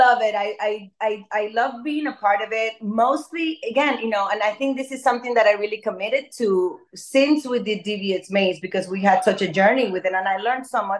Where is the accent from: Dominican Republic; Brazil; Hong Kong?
Dominican Republic; growing up in Dominican Republic